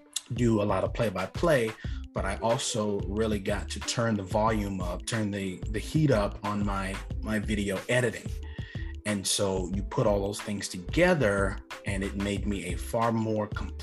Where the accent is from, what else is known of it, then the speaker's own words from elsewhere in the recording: Marlboro County, South Carolina, United States; Marlboro County is a pretty impoverished, for the most part, county. There's not much there. We don't have a Target. We don't have a mall. We have one Walmart in the whole county.